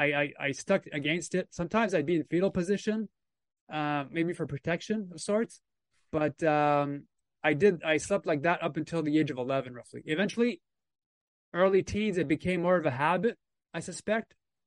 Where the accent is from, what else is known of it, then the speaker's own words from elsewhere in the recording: Temagami, Ontario, Canada; So like you said, I'm a Canadian experiencer. I was born in 75 in Ontario, Canada. So I was raised in a small village, let's say, a small town called Tomogamy, Ontario.